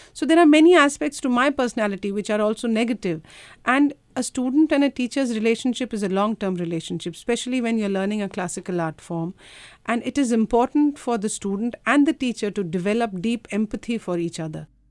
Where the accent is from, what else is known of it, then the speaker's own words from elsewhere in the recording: India; now in Australia; I come from India